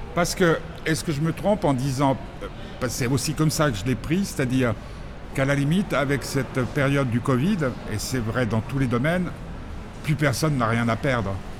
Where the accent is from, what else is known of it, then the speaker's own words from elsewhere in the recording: Nice, Provence-Alpes-Côte d'Azur, France; moved away; j'ai grandi à Nice